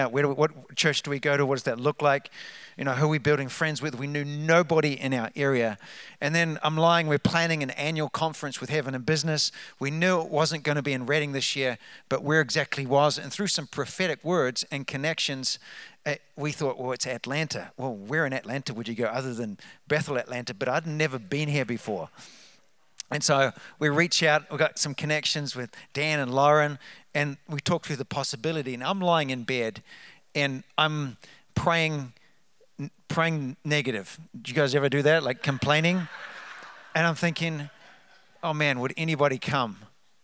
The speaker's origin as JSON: {"language": "English", "country": "New Zealand", "also_born_or_lived": "Redding, California", "moved": "as an adult", "lives_now": "New Hope, United States", "said": "As you can tell from the accent, we're from New Zealand, but we're Americans"}